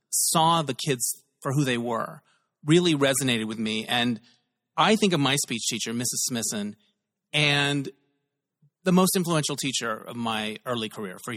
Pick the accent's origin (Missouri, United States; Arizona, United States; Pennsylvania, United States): Arizona, United States; Holbrook; Holbrook, Arizona.